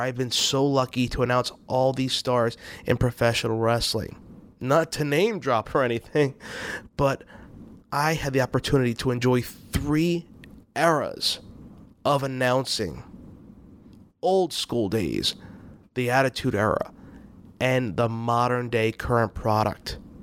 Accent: New York, United States; I grew up in New York

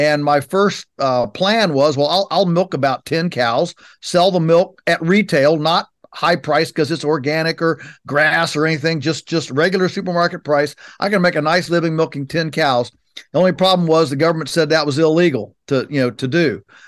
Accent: Virginia, United States; So our farm is in Virginia's Shenandoah Valley, which is on the western side of the state. And so we're 3 hours from Washington, D.C.

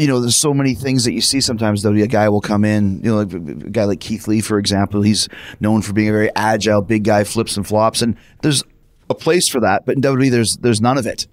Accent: Canada; I'm not from Bulgaria, but I'm from Canada

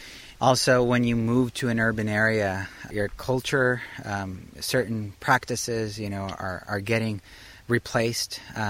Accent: Los Angeles, California, United States; Growing up in East Los Angeles, in a working poor family, we didn't have a health insurance network. Our Kaiser was my mom's backyard.

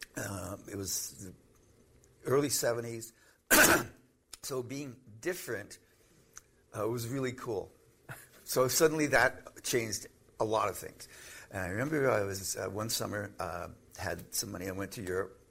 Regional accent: Canada; I'm Canadian.

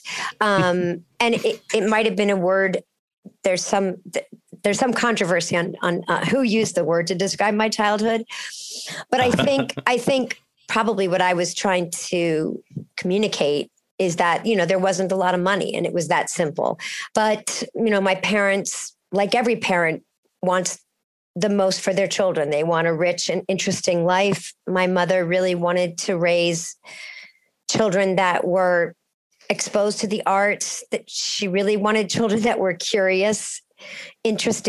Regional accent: Cincinnati, Ohio, United States; I was growing up in Cincinnati

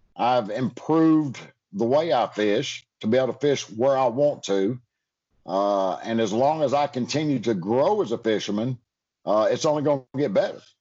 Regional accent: United States; also born or lived in Georgia / Alabama; now in Florida, United States; growing up in Georgia and Alabama

